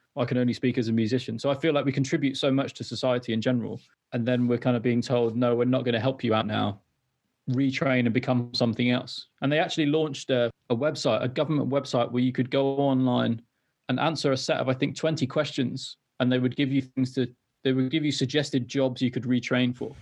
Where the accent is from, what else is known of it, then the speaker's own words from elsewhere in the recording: Wales, United Kingdom; also born or lived in London; I'm from Wales originally, and I moved back to North Wales.